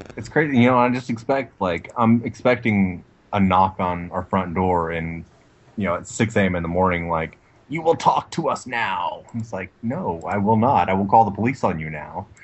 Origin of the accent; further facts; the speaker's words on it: Texas, United States; moved away as an adult; also born or lived in Washington; I moved back down from Washington to Texas and you know where I'm originally from